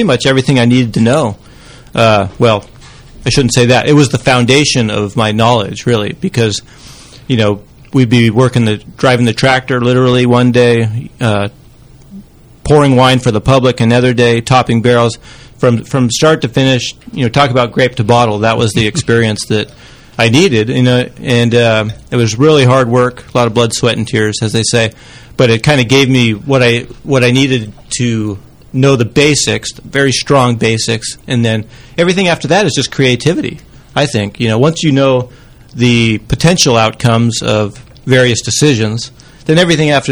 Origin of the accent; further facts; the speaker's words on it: Mendocino Coast, California, United States; growing up on the Mendocino Coast here in California